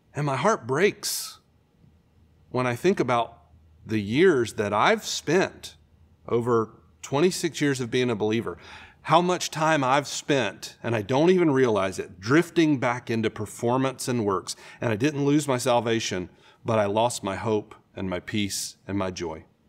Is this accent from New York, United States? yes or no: no; Florida, United States; I grew up in Florida, so we spend a lot of time at the beach.